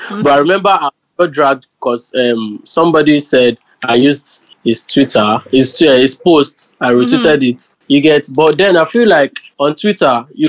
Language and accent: English; Ondo, Nigeria; moved away; I'm from Ondo State.